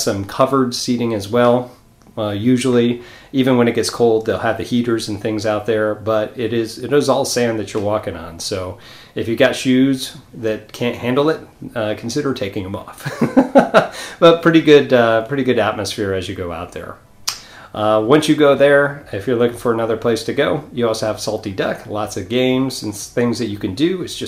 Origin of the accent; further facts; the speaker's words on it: New York, United States; now in Florida, United States; I'm a New Yorker